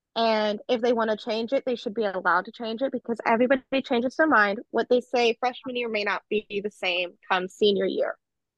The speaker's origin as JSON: {"language": "English", "region": "California", "country": "United States", "said": "I think I was okay because I came from California, where we had different cultures at my school"}